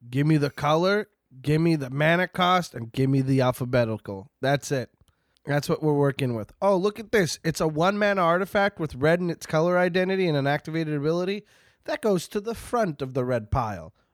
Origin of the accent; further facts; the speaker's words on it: Canada; I'm Canadian. The Midwestern accent is basically Canadian.